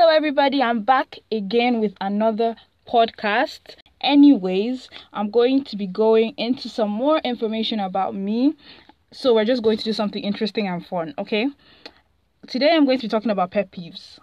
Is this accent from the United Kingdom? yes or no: no; Nigeria; I'm Nigerian